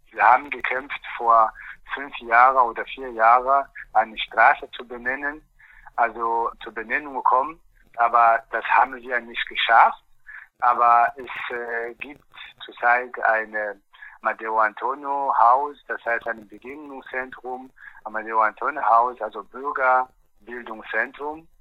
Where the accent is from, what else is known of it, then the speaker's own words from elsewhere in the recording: Angola; German is a second language; now in Eberswalde, Germany; Bei uns in Angola